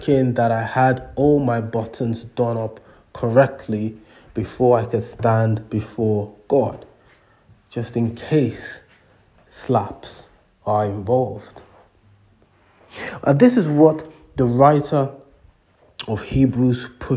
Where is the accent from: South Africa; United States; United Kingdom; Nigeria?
Nigeria; moved away; When I was growing up in Nigeria, much younger